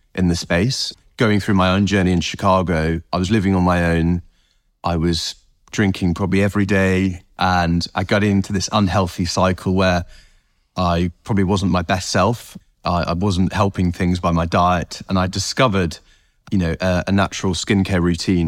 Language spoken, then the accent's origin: English; North Herefordshire, West Midlands, United Kingdom; I grew up in North Herefordshire